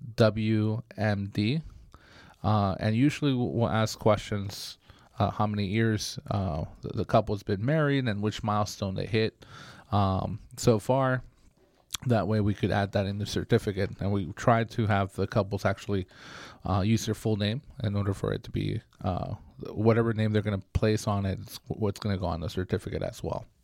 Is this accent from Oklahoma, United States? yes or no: no; Bay Area, California, United States; now in Sacramento, United States; I grew up in the Bay Area